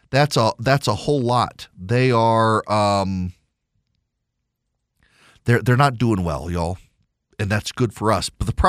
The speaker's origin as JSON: {"language": "English", "region": "Louisiana", "country": "United States", "tie": "born or raised there", "also_born_or_lived": "Dubai, United Arab Emirates", "said": "When I was a kid, I grew up in Dubai, listened to a lot of classical music, actually. I wasn't a big 80s pop kid like my sisters were. Then moved back to rural Louisiana, and all my friends listened to country music"}